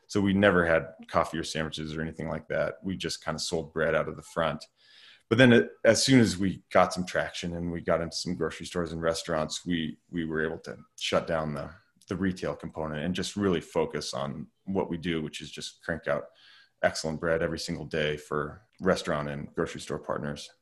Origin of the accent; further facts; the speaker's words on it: Lander, Wyoming, United States; now in Driggs, United States; I grew up in Lander, Wyoming, so just about four hours down the road.